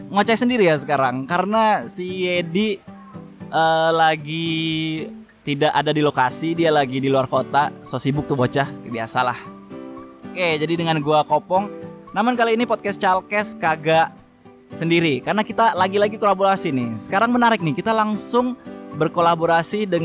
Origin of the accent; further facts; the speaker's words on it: Pekanbaru, Riau, Indonesia; Soalnya ini gua kan dari Pekanbaru ya.